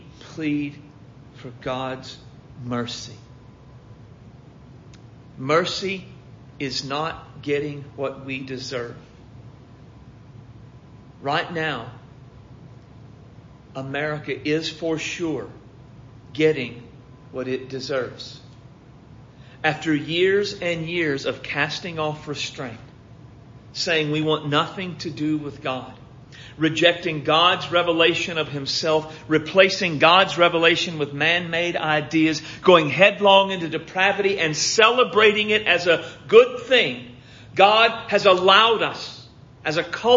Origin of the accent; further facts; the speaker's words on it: United States; We, as conservative, evangelical, American Christians